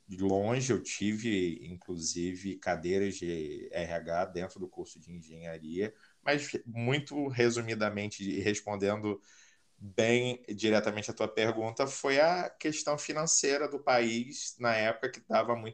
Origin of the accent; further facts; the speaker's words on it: Rio de Janeiro, Brazil; now in Caldas Novas, Brazil; eu sou do Rio, mas hoje me considero como nômade digital, então estou sempre numa cidade diferente. Atualmente eu falo de Caldas Novas, interior de Goiás